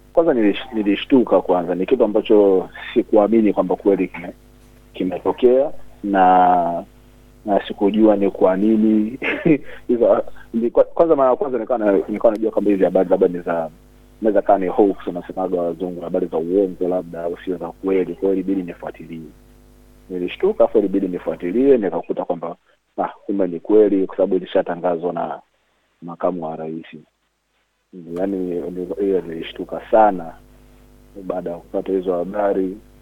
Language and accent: Swahili; Tanzania; moved away; sisi kama Watanzania